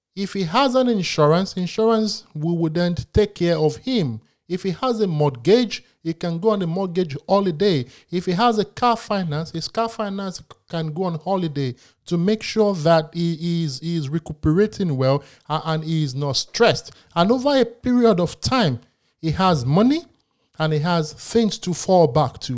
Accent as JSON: {"language": "English", "region": "Lagos", "country": "Nigeria", "tie": "born or raised there", "said": "I was born in Lagos"}